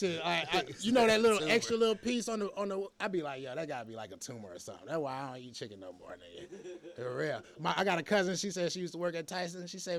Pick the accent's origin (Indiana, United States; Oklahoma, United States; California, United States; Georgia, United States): Georgia, United States; Hinesville; born there; also born or lived in New York; I was born in Hinesville.